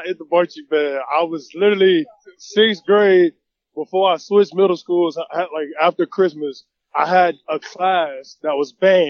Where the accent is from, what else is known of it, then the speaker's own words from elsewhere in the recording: West Palm Beach, Florida, United States; I grew up in West Palm Beach, Florida, bounced around growing up, finally settled in West Palm.